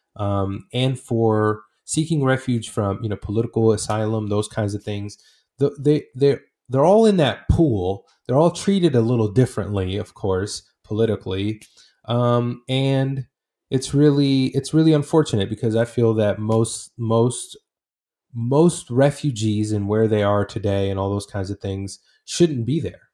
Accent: Portland, Oregon, United States; also born or lived in Iraq / Saudi Arabia; I grew up in the Northwest, so in, in Portland

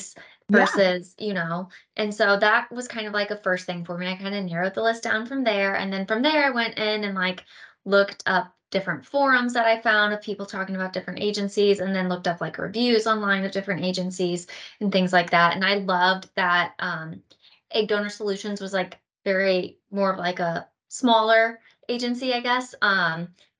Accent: St. Louis, Missouri, United States; I'm from St. Louis, Missouri

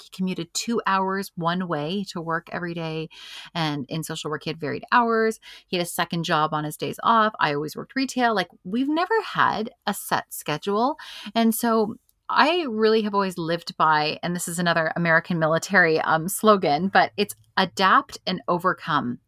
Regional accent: Canada; we're a Canadian country

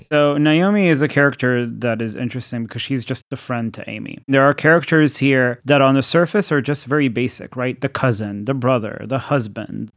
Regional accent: Thailand; moved away; I grew up in Thailand

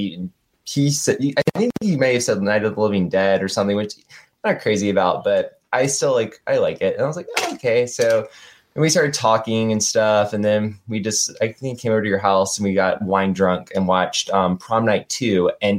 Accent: Durham, North Carolina, United States; because I grew up in Durham, but you grew up more like in a smaller town, right?

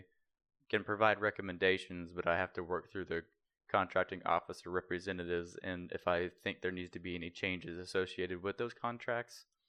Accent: near Naval Surface Warfare Center Crane, Indiana, United States; also born or lived in Terre Haute, Indiana; about thirty-five minutes outside of where my hometown was

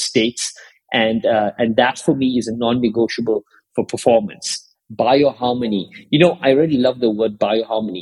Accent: South Africa; I grew up in South Africa

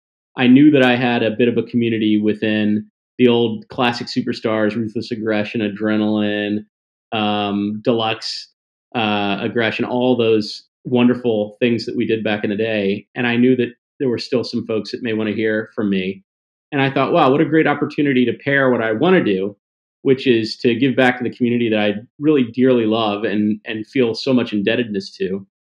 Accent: Mississippi, United States; also born or lived in Tennessee; But as a kid, I grew up in the South, and a little Jewish kid from the South, right? Mississippi, Tennessee, and I just loved wrestling.

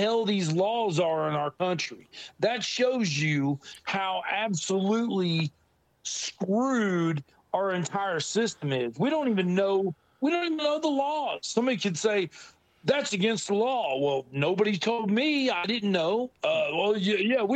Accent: Ohio, United States; moved away; I was born in Ohio

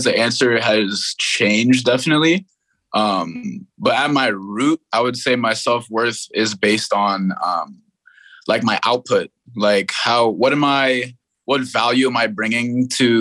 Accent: New York City, New York, United States; born in Brooklyn, New York, and I have a big family

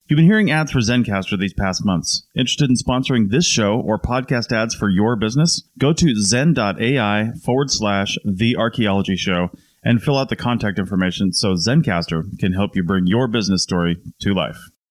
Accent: Monroe, Washington, United States; My hometown, Monroe, Washington

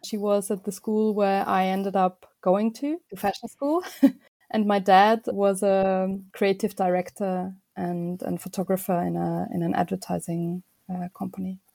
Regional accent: Vienna, Austria; moved away as an adult; now in London, United Kingdom; I was born in Vienna and was raised there as well.

